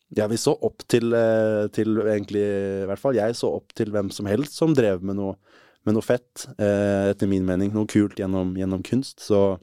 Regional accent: Moss, Østfold, Norway; i Moss der Jeg vokste opp veldig fint sted å vokse opp. Jeløya, masse natur

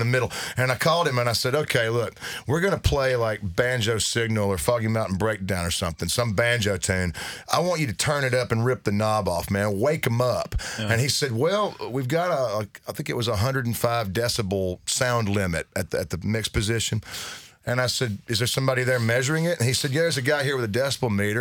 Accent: United States; we grew up in East Tennessee and North Carolina

